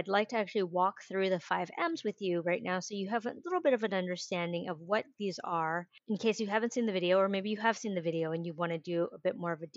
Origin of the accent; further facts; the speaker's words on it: San Francisco, California, United States; I grew up in San Francisco in the 80s and 90s